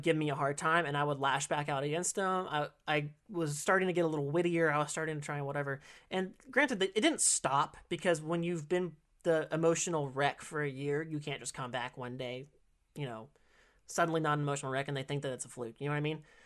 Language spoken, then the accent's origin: English; California, United States; also born or lived in Kissimmee, Florida / Illinois; I've been in California ever since, but I've been in different areas of it